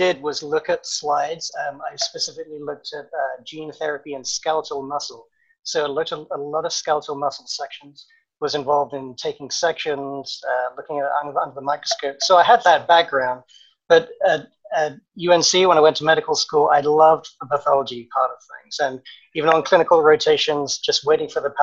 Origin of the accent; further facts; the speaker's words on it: England, United Kingdom; moved away as an adult; also born or lived in London; now in Durham, North Carolina, United States; I grew up in England, as you can maybe guess from my accent.